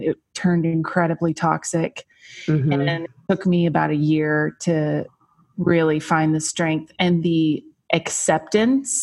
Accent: Lubbock, Texas, United States; moved away as an adult; also born or lived in Utah; So I'm from Lubbock, Texas. I grew up there, went to high school there

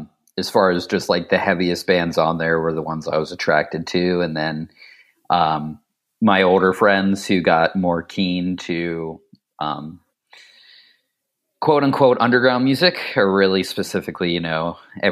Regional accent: Ohio, United States; mostly just riding around the small town I grew up in outside of Dayton and hitting different spots.

